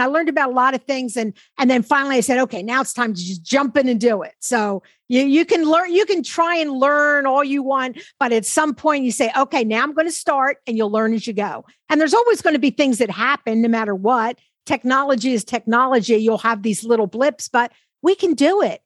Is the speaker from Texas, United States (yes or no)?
no; Philadelphia, Pennsylvania, United States; we both grew up in Philadelphia. I grew up near Chestnut Hill at the top